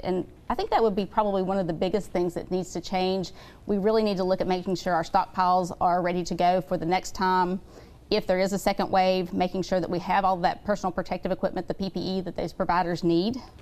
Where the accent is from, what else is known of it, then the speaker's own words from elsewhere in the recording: St. Albans, West Virginia, United States; I grew up in St. Albans, West Virginia.